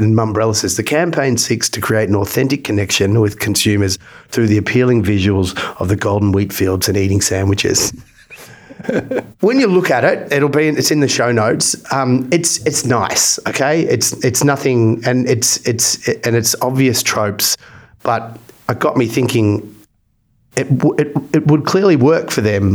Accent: Australia; I'm Australian

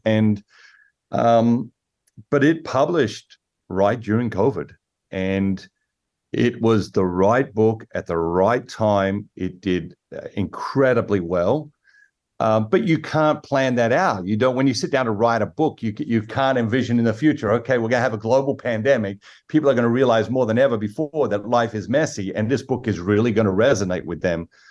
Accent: Sydney, New South Wales, Australia; moved away as an adult; now in United States; I grew up in Sydney, as, as you mentioned, Sydney, Australia

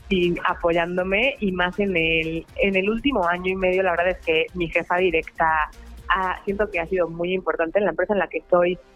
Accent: Puebla, Mexico; soy de aquí de Puebla

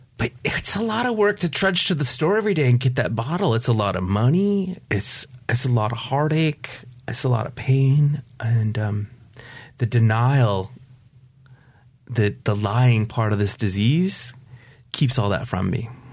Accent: upstate New York, United States; also born or lived in Pacific Beach, San Diego; now in Poway, United States; I grew up in upstate New York

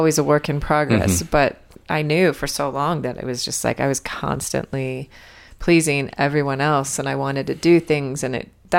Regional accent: Utah, United States; moved away as an adult; also born or lived in Bahamas; Hi, I'm from Utah, and I'm moving to the Bahamas.

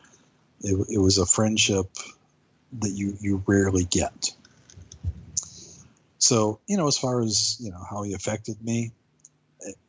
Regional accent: United States; I'm an American guy.

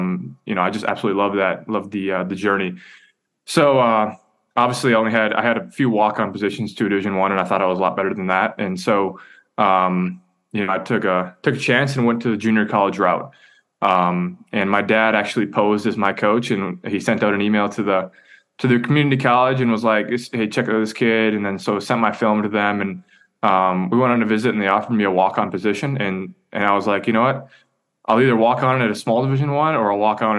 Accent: Ashland, United States; I grew up in Ashland, played a lot of sports

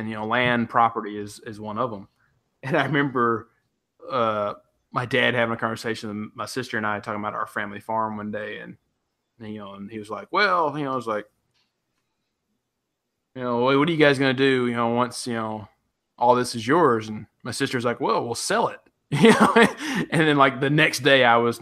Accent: West Tennessee, United States; also born or lived in Knoxville, Tennessee; I grew up in West Tennessee

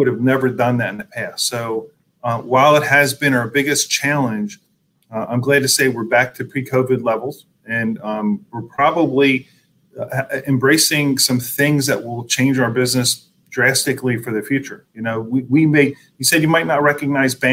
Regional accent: Philadelphia, Pennsylvania, United States; also born or lived in Pottstown; grew up in the Philadelphia region, been here my whole life, went to school in Pottstown, went to college at Temple University. So I'm kind of Philly born and made.

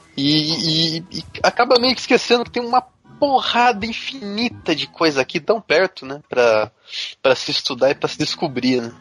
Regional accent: Sorocaba, São Paulo, Brazil; also born or lived in Salto de Pirapora; Sou do interior, né, aqui de Sorocaba, mas é, nasci em Sal de Pirapora

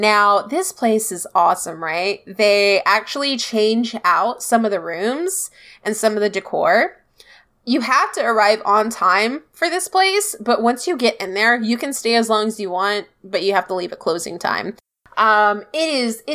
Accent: United States; We're American

